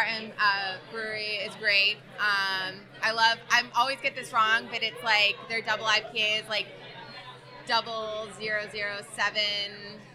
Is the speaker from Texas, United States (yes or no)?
no; Massachusetts, United States; moved away as an adult; now in New Jersey, United States; I'm originally from Massachusetts.